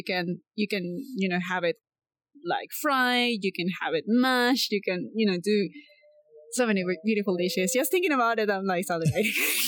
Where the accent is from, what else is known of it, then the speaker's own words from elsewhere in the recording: Coast, Ecuador; In my hometown, actually all along the coast, rice is big. Almost like in a lot of Asian countries, you always have rice. It's the same in Ecuador.